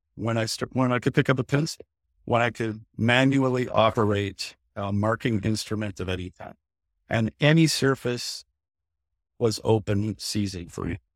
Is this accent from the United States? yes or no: no; Canada; I'm a Canadian creator